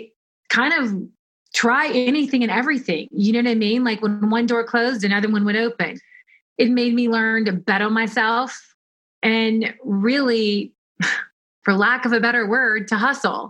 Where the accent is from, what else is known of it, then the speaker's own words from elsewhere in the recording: Kentucky, United States; moved away as an adult; also born or lived in Tennessee / New York / Europe; I'm from Kentucky